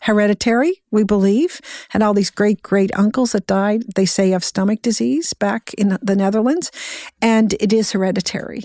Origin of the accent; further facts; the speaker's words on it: Cape Breton, Nova Scotia, Canada; I was born and raised in Cape Breton, Nova Scotia